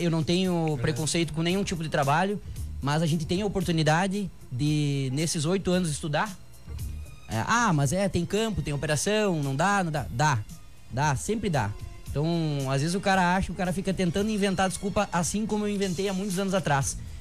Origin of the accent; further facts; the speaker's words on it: Santa Rosa, Rio Grande do Sul, Brazil; sou natural aqui de Santa Rosa